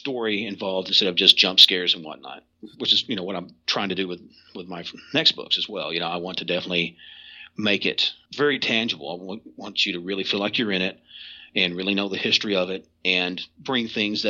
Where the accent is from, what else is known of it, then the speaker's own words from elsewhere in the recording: Kentucky, United States; well, I'm from Eastern Kentucky, I don't want to just read one about over here out west